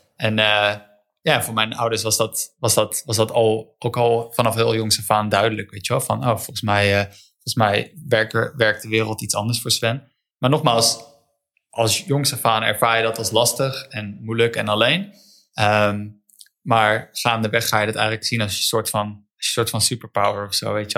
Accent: Netherlands; Eh, ik ben in Wijk opgegroeid

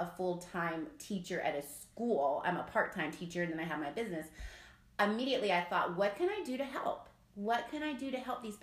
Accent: South Carolina, United States; I'm from South Carolina, so I'm a Southern lady like you

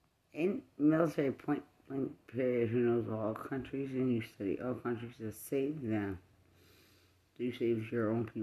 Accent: Texas, United States; But I'm from West Texas. I'm represented different.

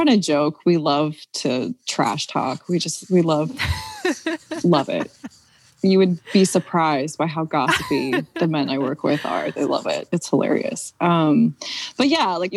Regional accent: Philadelphia, Pennsylvania, United States; I grew up in Mount Airy in Northwest Philly

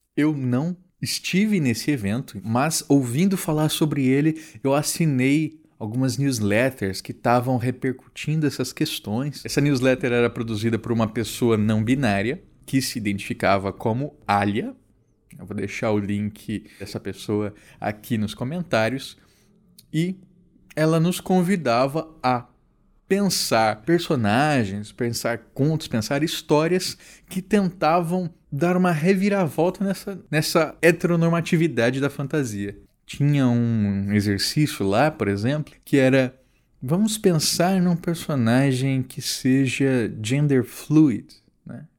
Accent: Campo Grande, Mato Grosso do Sul, Brazil; um bar da minha cidade natal, Campo Grande

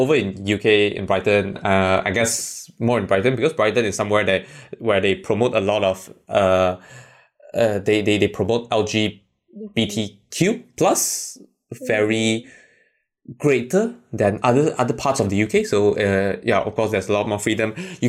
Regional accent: China; English is a second language; one of the time when I went back to my hometown, it was like winter time.

